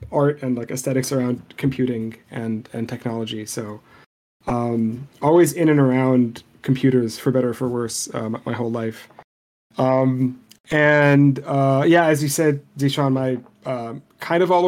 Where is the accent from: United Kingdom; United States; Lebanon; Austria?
Lebanon; Beirut, Beirut Governorate; first language Arabic; English is a second language; I grew up in Beirut, and I learned Arabic before I learned English. Like, it's my native language.